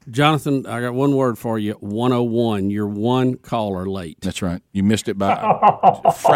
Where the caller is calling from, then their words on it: Pensacola, Florida, United States; … from Pensacola.